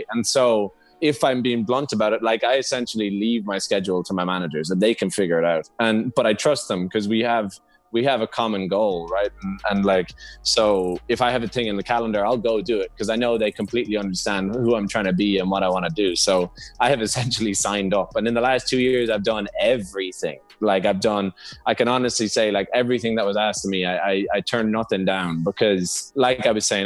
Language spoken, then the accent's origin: English; Ireland; both being Irish